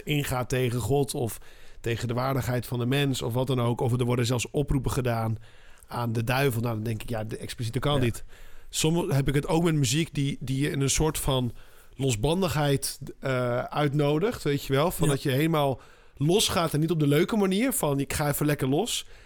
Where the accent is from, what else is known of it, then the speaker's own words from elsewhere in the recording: southern Spain, Spain; moved away; ik kom uit Zuid-Spanje